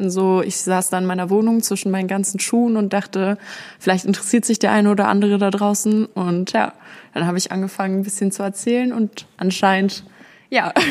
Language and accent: German; Berlin, Germany; now in Essen, Germany; Ich komme ursprünglich aus Berlin und bin vor zwei Jahren dann hier in den Ruhrpott gezogen, nach Essen. Und genau, ich ziehe jetzt auch bald wieder zurück.